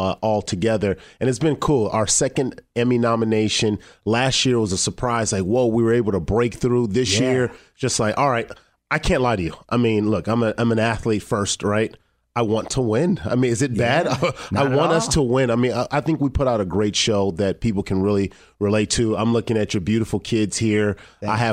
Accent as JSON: {"language": "English", "town": "Los Angeles", "region": "California", "country": "United States", "tie": "born or raised there", "said": "I grew up in Los Angeles."}